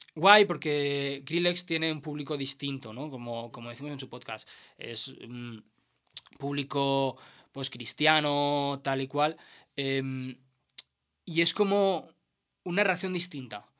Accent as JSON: {"language": "Spanish", "town": "El Prat de Llobregat", "region": "Catalonia", "country": "Spain", "tie": "born or raised there", "also_born_or_lived": "Segur de Calafell", "said": "había pasado cuando era niño tres años así, que mis padres se pillaron una torre allí, y luego la vendimos y volvimos al Prat"}